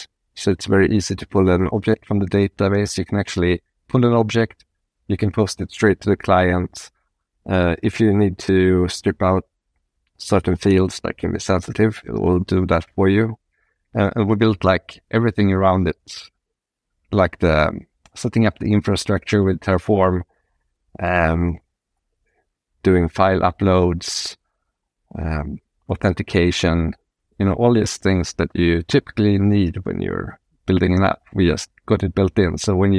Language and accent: English; Sweden; English is a second language; moved away as an adult; also born or lived in San Francisco, United States; And that took me, I'm from Sweden, but it took me to San Francisco and Silicon Valley.